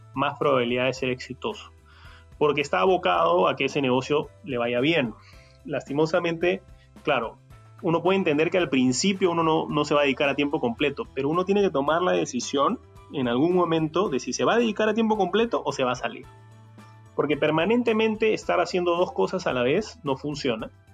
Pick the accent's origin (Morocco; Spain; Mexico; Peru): Peru; en Perú somos